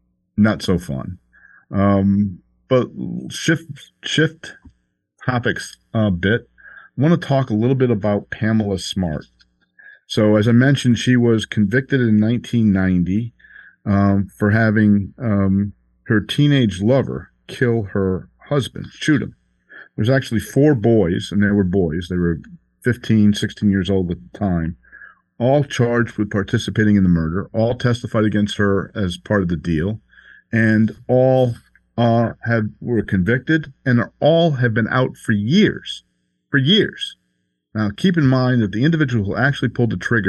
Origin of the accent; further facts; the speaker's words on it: Connecticut, United States; also born or lived in Long Island; I grew up in Connecticut, middle of the state. So I'm a New Englander.